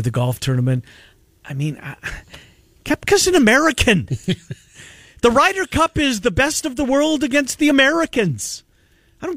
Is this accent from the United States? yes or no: no; Canada; I'm a Canadian